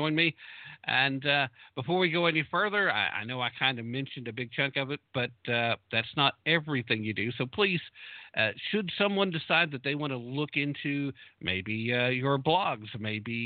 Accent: United States; my home country

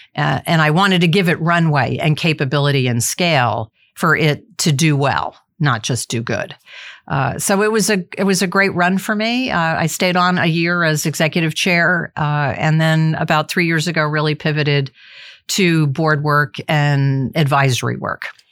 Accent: New Jersey, United States; moved away as an adult; also born or lived in Massachusetts / Sacramento, California; I went from the East Coast, growing up in New Jersey, going to college in Massachusetts

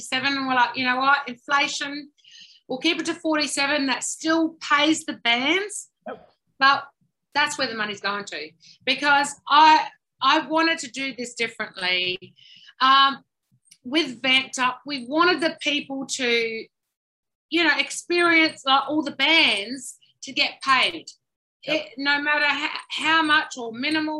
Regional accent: Adelaide, South Australia, Australia; moved away; I'm originally from Adelaide a long time ago, which I fled many, many, many times.

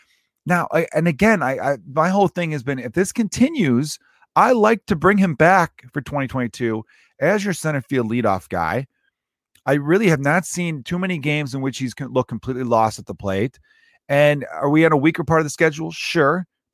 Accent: Chicago, Illinois, United States; also born or lived in Los Angeles; Now, I grew up in Chicago my whole life, but for 3 years. I lived in Los Angeles, 2014 and 2017.

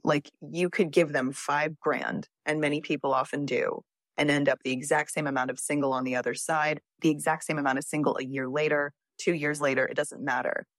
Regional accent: Texas, United States; I'm from Texas

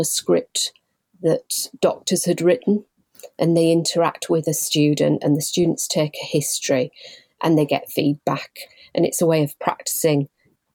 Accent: Leeds, Yorkshire and the Humber, United Kingdom; also born or lived in Bradford; I'm originally born and bred in Leeds

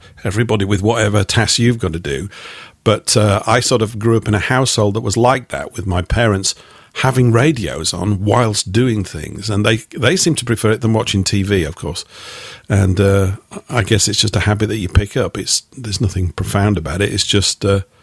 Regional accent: Yorkshire and the Humber, United Kingdom; I was raised in the northern part of England, in Yorkshire

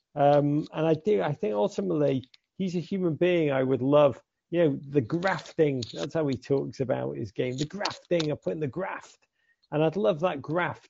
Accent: England, United Kingdom

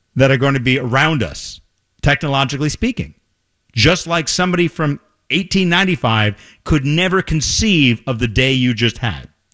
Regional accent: New York, United States; moved away; I grew up in New York

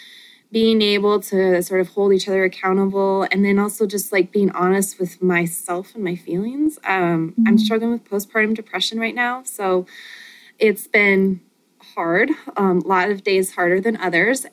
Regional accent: Montana, United States; moved away as an adult; now in Michigan, United States; I'm from Montana

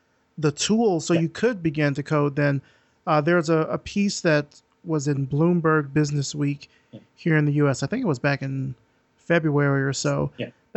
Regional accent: Deep South, United States; I grew up in the Deep South

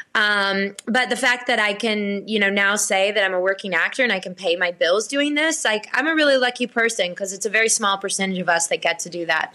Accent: Blackshear, Georgia, United States; I was born and raised in Blackshear, Georgia

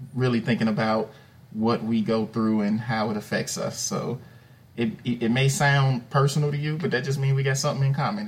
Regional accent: Chicago, Illinois, United States; moved away as an adult; I'm originally born and raised in Chicago, Illinois.

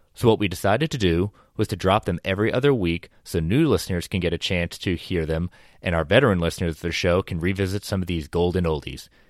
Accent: Connecticut, United States; Stamford, Connecticut, my home state

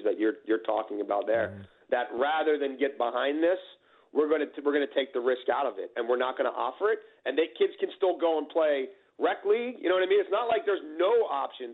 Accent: Baltimore, Maryland, United States; Where I grew up in Baltimore City

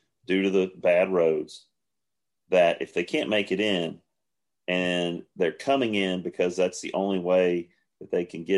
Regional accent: Williamson County, Tennessee, United States; as a kid growing up in Williamson County

